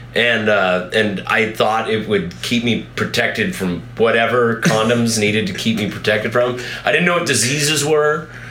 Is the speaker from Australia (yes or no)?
no; Colorado, United States; I'm from here, you know, I'm from Colorado